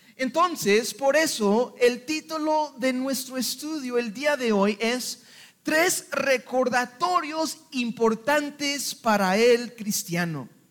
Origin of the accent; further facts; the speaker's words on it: Mexico; Y somos mexicanos